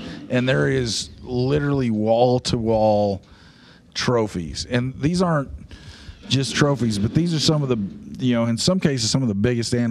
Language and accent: English; Oregon, United States; growing up in Oregon